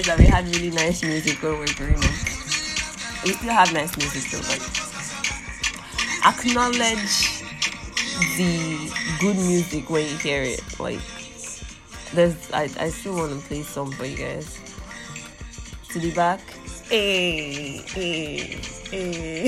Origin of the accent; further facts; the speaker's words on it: Ilorin, Kwara, Nigeria; I'm from Kwara State. I'm from Ilorin precisely